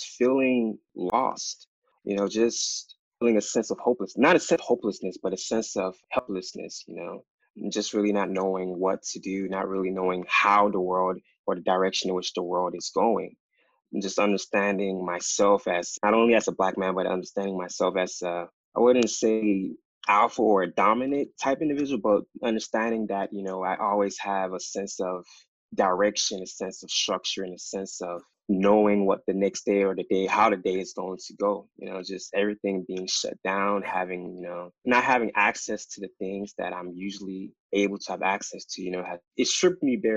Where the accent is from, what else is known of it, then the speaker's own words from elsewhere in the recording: United States; also born or lived in Ghana; My family and I, we immigrated to the United States back in 1998. I was 4.5 years old at the time. And just growing up in America